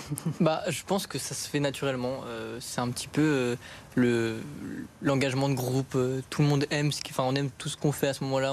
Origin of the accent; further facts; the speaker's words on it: Paris, Île-de-France, France; je viens de Paris même aussi